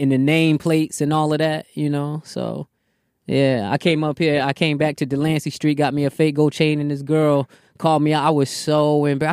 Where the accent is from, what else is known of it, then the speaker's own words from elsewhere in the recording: Virginia, United States; also born or lived in Bronx, New York; Came to Virginia at the ripe old age of eight